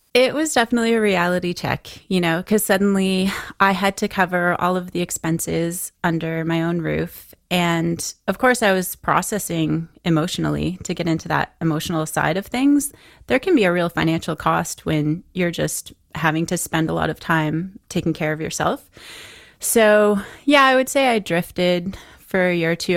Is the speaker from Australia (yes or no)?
no; London, Ontario, Canada; I grew up in London, Ontario